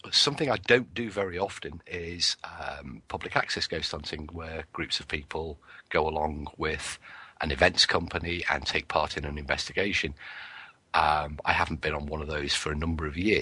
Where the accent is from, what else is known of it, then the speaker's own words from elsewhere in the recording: United Kingdom; I'm British